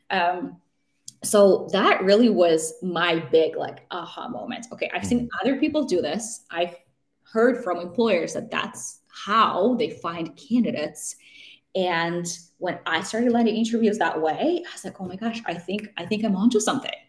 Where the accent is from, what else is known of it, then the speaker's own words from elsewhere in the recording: Vancouver, British Columbia, Canada; hey, I'm from Vancouver and I'm just visiting and I'm moving to the city.